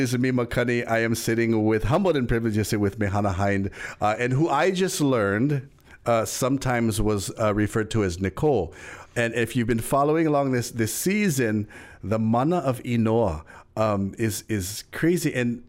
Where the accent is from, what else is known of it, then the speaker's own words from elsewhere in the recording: Hawaii, United States; We know growing up, we're Hawaiian. We see that. We're told that.